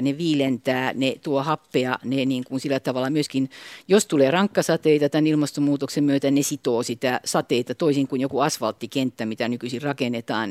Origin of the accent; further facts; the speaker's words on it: Espoo, Uusimaa, Finland; now in Vantaa, Finland; mä oon vantaalainen, mutta mä oon tosiaan Tapiolasta kotoisin synty, syntyjäni niin sieltä